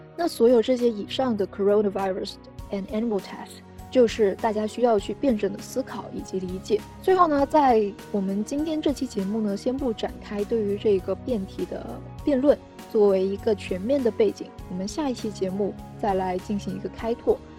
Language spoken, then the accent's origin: Chinese; China; 我们中国人